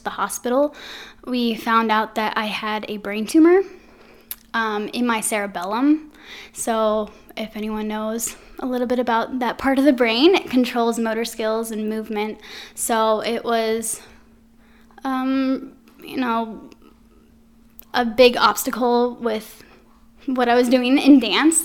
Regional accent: Anaheim, California, United States; now in Quad Cities, United States; originally, I'm from Anaheim, California.

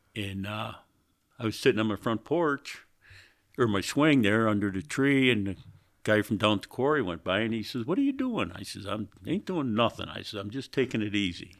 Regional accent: Greece, New York, United States; I was born in Greece, Greece, New York, which is outside of Rochester there

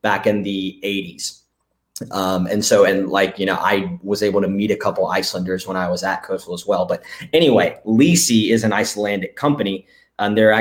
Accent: Florence, South Carolina, United States; moved away as an adult; now in Myrtle Beach, United States; For everyone in the States, that would be Florence. It's just about an hour away from where I am now here in Myrtle Beach. But that's where I grew up

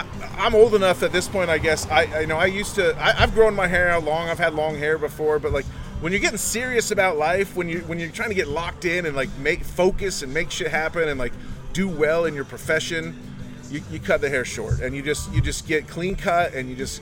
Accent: Utah, United States; moved away; also born or lived in Texas; I'm from Utah. I grew up in Utah, so, and then moved to Texas.

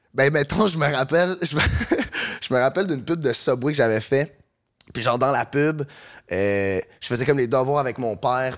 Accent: Saint-Bruno-de-Montarville, Quebec, Canada; je, je viens de Saint-Bruno, puis euh, j'habitais pas à Montréal

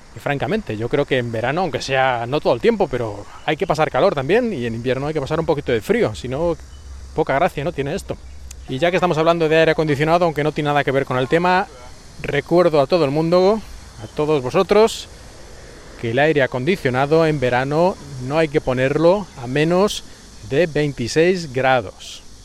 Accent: Spain; moved away as an adult; also born or lived in Japan / China; now in Shanghai, China; yo soy español

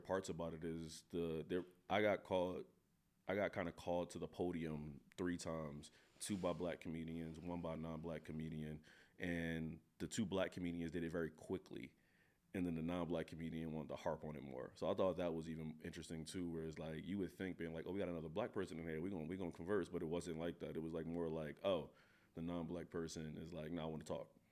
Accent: Philadelphia, Pennsylvania, United States; moved away as an adult; now in Pullman, United States; I'm from North Philadelphia.

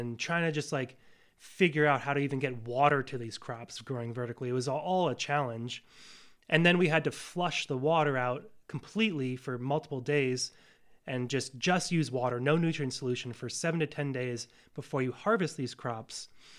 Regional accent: Northeast, United States; because that was kind of the environment I was raised in the Northeast, right?

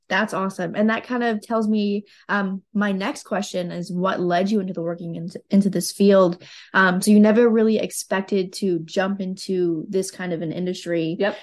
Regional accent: West Virginia, United States; in my hometown we're actually opening a medical cannabis processing center and people are a bit concerned in west virginia

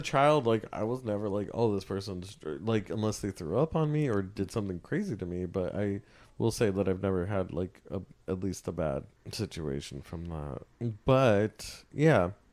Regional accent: California, United States; I'm from California

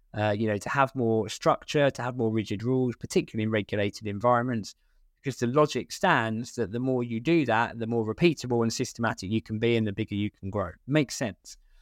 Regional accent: Essex, East of England, United Kingdom; moved away; I'm from Essex originally

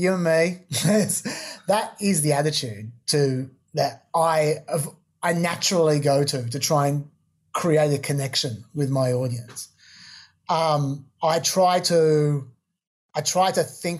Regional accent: Australia; we're both Australian

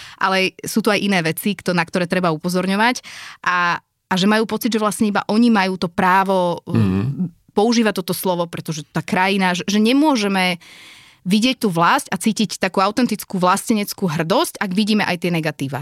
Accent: Slovakia; also born or lived in France / United States; z ktorej som vzýšla, v ktorej žijem

